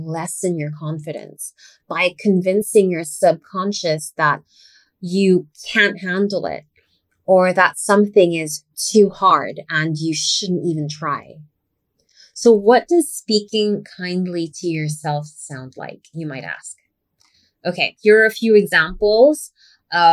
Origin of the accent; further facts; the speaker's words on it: Philippines; first language English; I was raised as English being my first language, obviously. And even though I eventually learned how to speak our native language